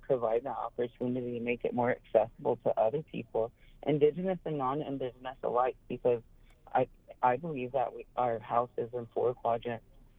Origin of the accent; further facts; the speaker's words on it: Pine Ridge Reservation, South Dakota, United States; I grew up on the Pioneer Reservation and around the Lakota practices